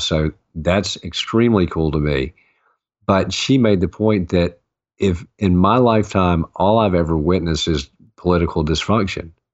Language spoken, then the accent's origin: English; the South, United States; I grew up in the South and, you know, as Southern man